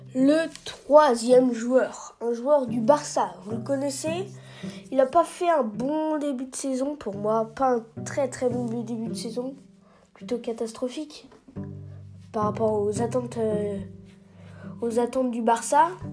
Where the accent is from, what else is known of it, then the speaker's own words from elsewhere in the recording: France; en tant que Français